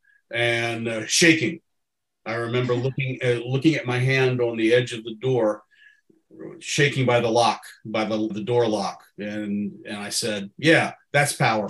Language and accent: English; Hampton, Virginia, United States; now in Central Virginia, United States; I'm from Hampton, Virginia, living in Central Virginia right now.